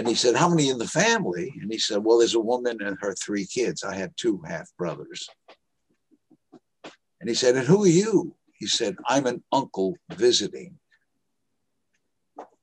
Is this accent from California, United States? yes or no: no; New York City, New York, United States; also born or lived in Monticello, New York; I was raised in Harlem, 111th Street